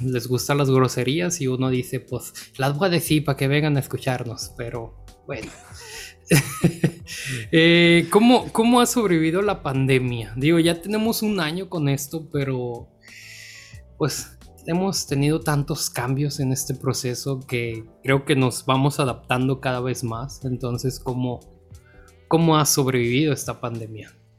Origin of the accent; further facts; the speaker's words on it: Sinaloa, Mexico; como sinaloense compartimos eso